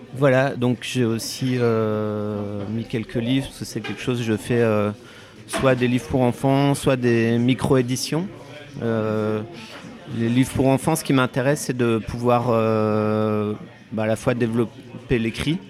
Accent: Vosges, Grand Est, France; moved away; j'ai grandi dans les Vosges

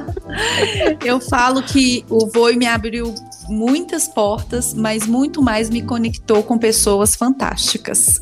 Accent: Belo Horizonte, Minas Gerais, Brazil; now in Pedro Leopoldo, Brazil; Eu nasci em Belo Horizonte, vim para Pedro Leopoldo aos 13 anos de idade

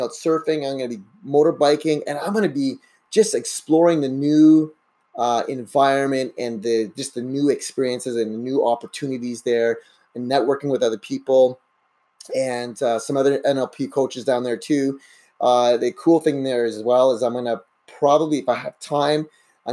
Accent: Canada; also born or lived in Brazil; I pretty much grew up in Canada

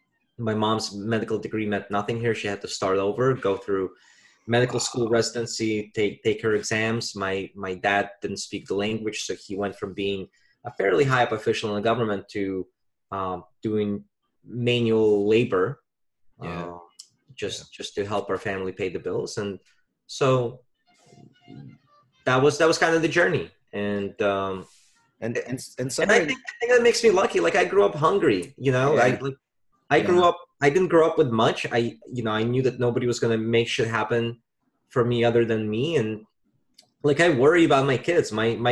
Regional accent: Virginia, United States; now in New York, United States; I invested with a buddy of mine back home in my home state of Virginia.

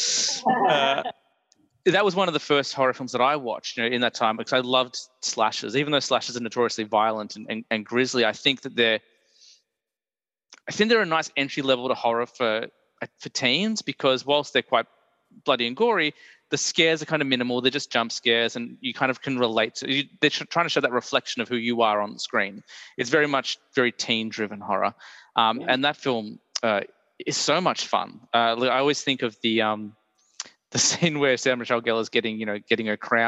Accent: Australia; growing up in Australia

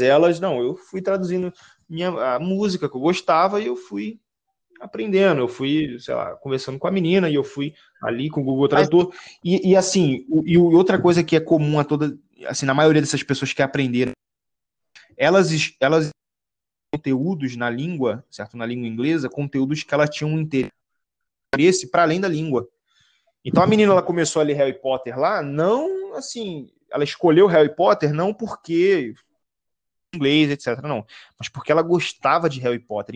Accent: Baixada Fluminense, Rio de Janeiro, Brazil; Eu sou do Rio de Janeiro, certo, da Baixada Fluminense

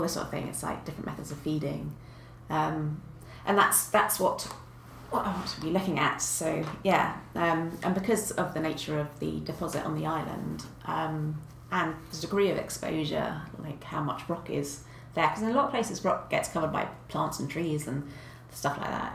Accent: Kent, South East England, United Kingdom; also born or lived in South Ealing; now in Bath, United Kingdom; I grew up in Kent, um, in the south of England

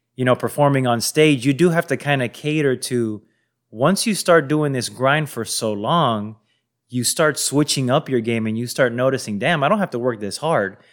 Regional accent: Miami, Florida, United States; moved away as an adult; now in Los Angeles, United States; growing up in Miami

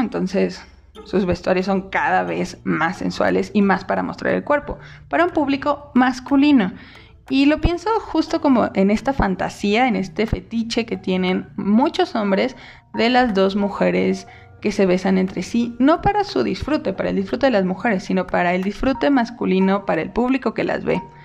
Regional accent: Mexico; soy una mexicana lesbiana

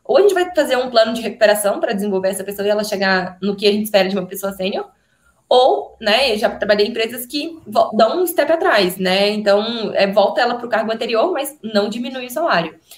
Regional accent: Minas Gerais, Brazil; eu sou de Minas

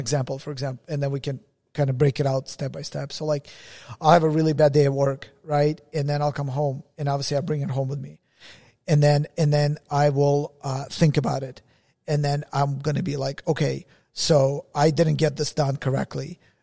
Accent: Russia; moved away; I was born in Russia

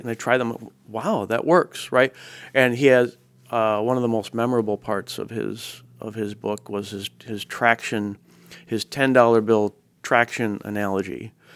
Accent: Chicago, Illinois, United States; moved away as an adult; also born or lived in Minneapolis; now in Oregon, United States; I grew up, I grew up in that area. So I spent about the first twenty years of my life in Chicago, in Northern Illinois.

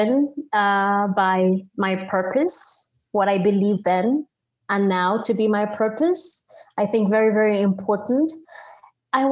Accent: Zambia; now in United States; my home country

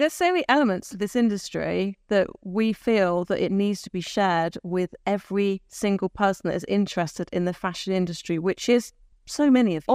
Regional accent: Taunton, South West England, United Kingdom; I was from Taunton.

